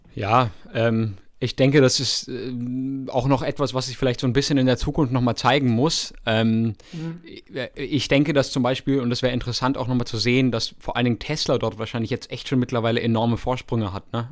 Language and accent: German; Freiburg, Baden-Württemberg, Germany; in der Nähe Nähe von Freiburg, da wo ich herkomme